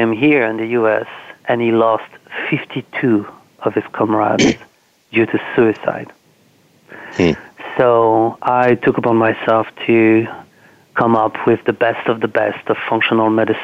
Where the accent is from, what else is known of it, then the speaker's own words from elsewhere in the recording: France; now in Washington, D.C., United States; I'm from France